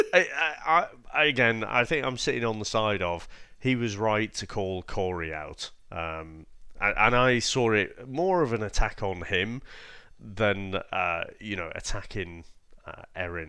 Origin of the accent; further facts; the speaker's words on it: United Kingdom; we're the British ones here